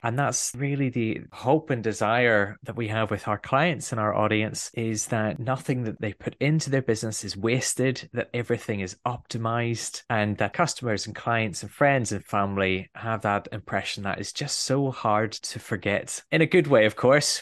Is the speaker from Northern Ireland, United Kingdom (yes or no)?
yes; Belfast, Northern Ireland, United Kingdom; I'm a Northern Irish boy, and I grew up in Belfast during quite a difficult period.